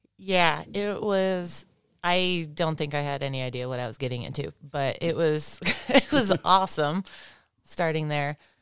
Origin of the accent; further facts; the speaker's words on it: Big Bear, California, United States; also born or lived in Santa Barbara, California; I was born in Santa Barbara and we lived up in, like, the hippie hills in Santa Barbara and Tom Sims was a neighbor of ours up there. And I think my parents knew him from then, but then when we moved to Big Bear when I was, like, two